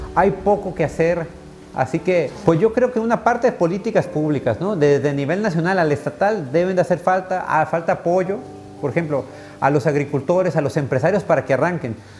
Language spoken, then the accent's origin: Spanish; Nayarit, Mexico; de niño estuvimos aquí en el Centro Universitario de Idiomas, aquí en la universidad